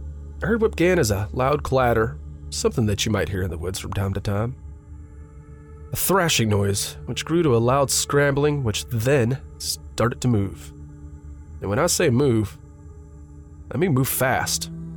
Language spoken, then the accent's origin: English; Pennsylvania, United States; You know, having been born and raised in Upper Bucks County and having a father who enjoyed hunting and fishing